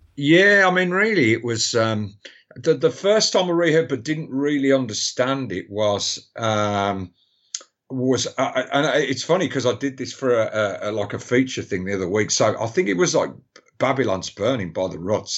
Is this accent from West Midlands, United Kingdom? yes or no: yes; Birmingham, West Midlands, United Kingdom; I was born in Great Bar and Aston